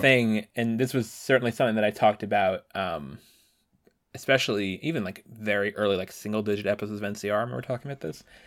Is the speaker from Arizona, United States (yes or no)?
no; Washington, District of Columbia, United States; my hometown of Washington